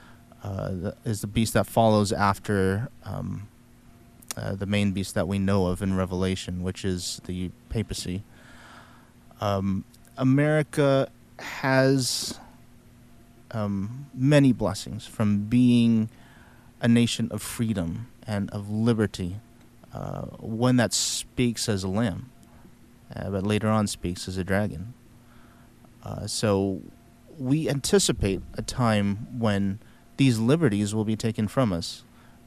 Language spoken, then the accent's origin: English; Texas, United States; I was born and raised here in Texas, and that's where I've been doing my ministry since